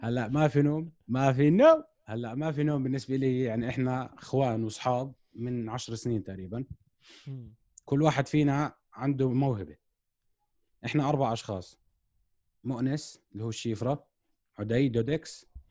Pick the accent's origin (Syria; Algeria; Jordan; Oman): Jordan; احنا عندنا بالاردن